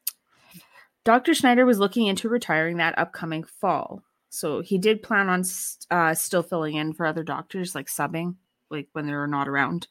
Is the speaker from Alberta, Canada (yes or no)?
yes; Valleyview, Alberta, Canada; only about 2 hours from where I grew up in Valley View.